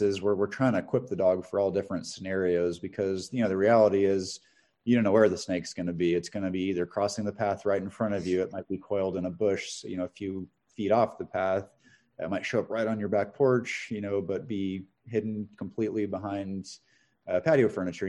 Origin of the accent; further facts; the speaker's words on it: Northern California, United States; I grew up in Northern California in a rural area, part of the state that has a lot of rattlesnakes